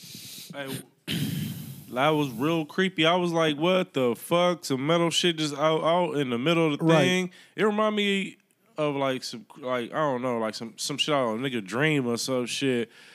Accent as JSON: {"language": "English", "region": "California", "country": "United States", "moved": "yes", "said": "I'm from California."}